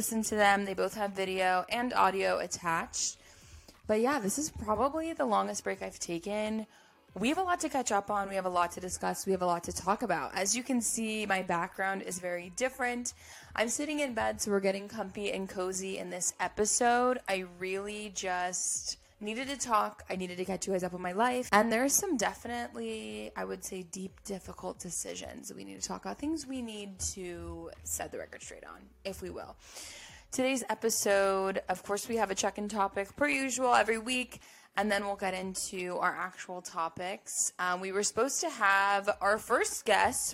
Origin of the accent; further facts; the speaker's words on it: United States; as an American